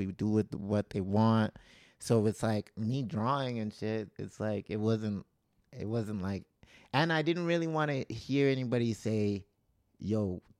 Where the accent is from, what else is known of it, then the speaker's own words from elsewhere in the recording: Calgary, Alberta, Canada; where we grew up in Calgary, it was just a little hot. Like there's a part where we grew up in government housing